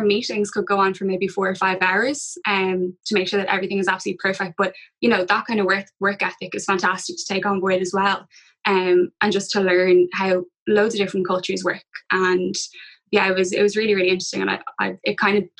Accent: Dublin, Leinster, Ireland; I'm from Dublin, went to UCD, so stayed at home.

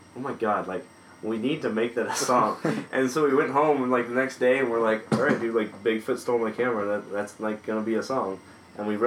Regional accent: San Jose, California, United States; we're from San Jose

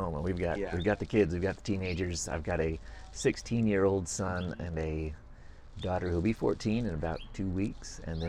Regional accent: West Coast, United States; growing up on the West Coast

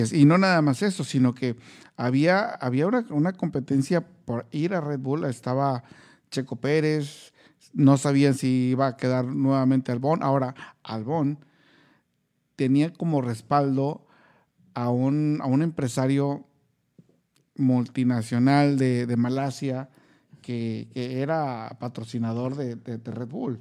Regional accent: Mexico; como mexicano

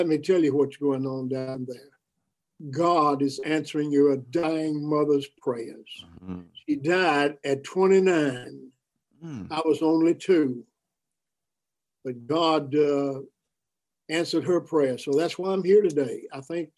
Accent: Danville, Virginia, United States; I was born in Danville, Virginia

